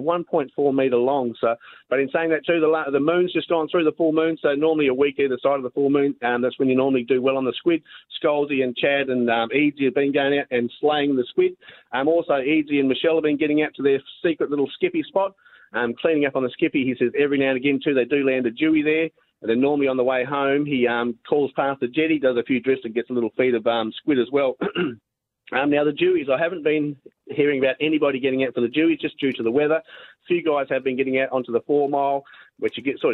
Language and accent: English; Moora, Western Australia, Australia; moved away; also born or lived in Margaret River; I grew up in Mora